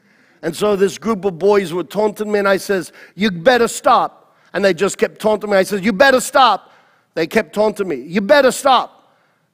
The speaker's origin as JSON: {"language": "English", "town": "New York City", "region": "New York", "country": "United States", "tie": "born or raised there", "said": "I was born in Queens in Flushing Meadows Hospital. I went to PS32"}